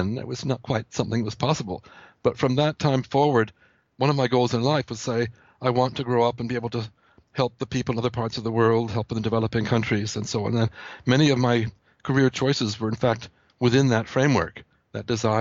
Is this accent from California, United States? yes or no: yes; Palo Alto, California, United States; moved away as an adult; also born or lived in Nairobi, Kenya / Geneva, Switzerland; I grew up in an area that was known for its fruit orchards that is now called Silicon Valley. I was born in Palo Alto, California at Stanford University